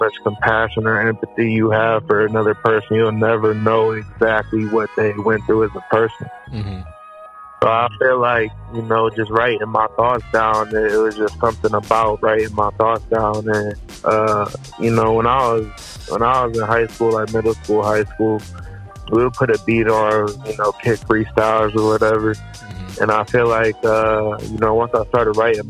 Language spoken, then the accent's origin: English; 20 minutes outside of Cleveland, Ohio, United States; I grew up in Ohio, 20 minutes outside of Cleveland.